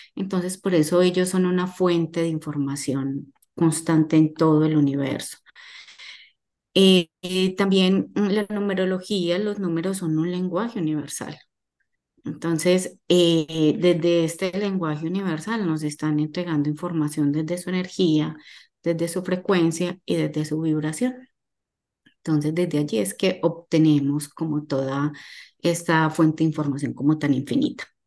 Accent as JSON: {"language": "Spanish", "town": "Medellín", "region": "Antioquia", "country": "Colombia", "tie": "born or raised there", "moved": "as an adult", "lives_now": "Miami, United States", "said": "Soy colombiana, nací en Medellín, eh, hace 15 años estoy radicada en la ciudad de Miami"}